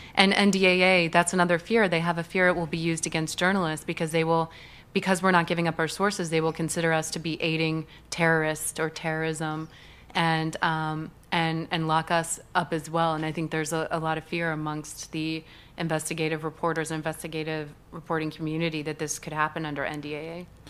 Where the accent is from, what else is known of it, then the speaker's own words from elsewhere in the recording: St. Louis, Missouri, United States; moved away; I grew up in the Midwest, so the middle of the country